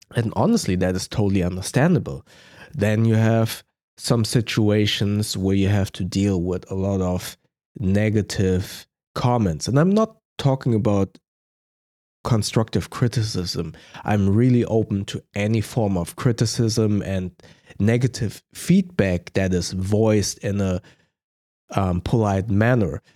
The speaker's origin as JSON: {"language": "English", "country": "Germany", "accent": "German", "second_language": "English", "said": "my German accent"}